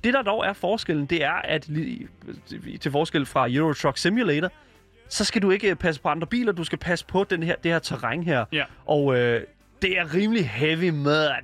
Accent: Denmark; Jeg er også fra Jylland

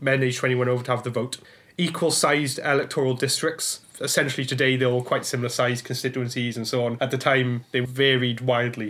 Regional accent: Blackwood, Wales, United Kingdom; growing up in Wales, I was fortunate to learn all about the Chartist struggle because it was taught as local history. So in my hometown of Blackwood

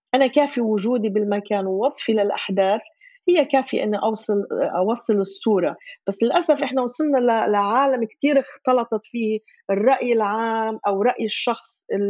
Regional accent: Gaza, Gaza Strip, Palestine; moved away as an adult; also born or lived in Jerusalem; ولدت وعشت بغزه

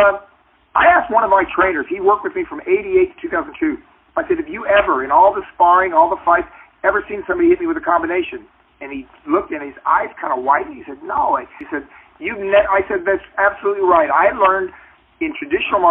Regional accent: Cocoa Beach, Florida, United States; moved away as an adult; also born or lived in Illinois; now in Los Angeles, United States; I grew up in Florida at a time when they had segregation

